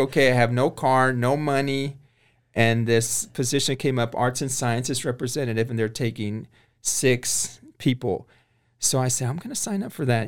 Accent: Corpus Christi, Texas, United States; now in Waco, United States; I was born and raised in Corpus Christi, Texas

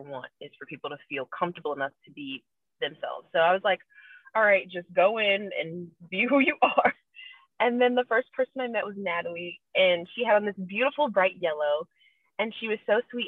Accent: Eatonville, Florida, United States; I was born and raised in Eatonville, Florida

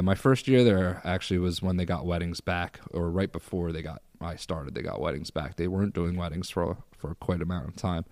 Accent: Bucks County, Pennsylvania, United States; born or raised there; moved away as an adult; also born or lived in Irvington, New York / Philadelphia; now in Syracuse, United States

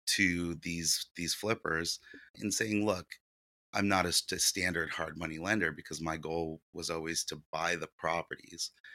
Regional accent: San Diego, California, United States; English is a second language; also born or lived in Ukraine; I grew up here in San Diego

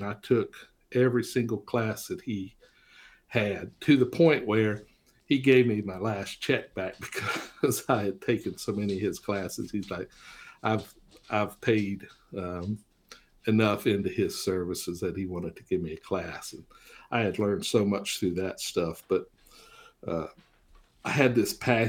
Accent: Florida, United States; also born or lived in Richlands, Virginia; And of course, I was born in Richlands, which is in Tazewell County. And then my mother and father moved us to Florida when I was 7.

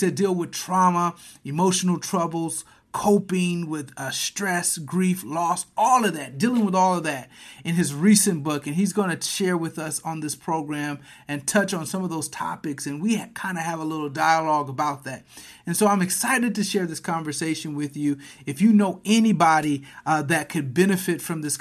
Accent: Flint, Michigan, United States; I'm from Flint, and we grew up in urban centers

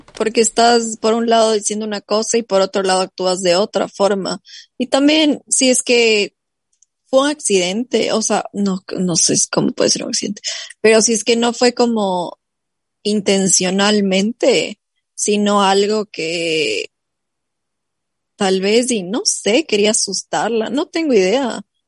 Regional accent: Ecuador; now in United States

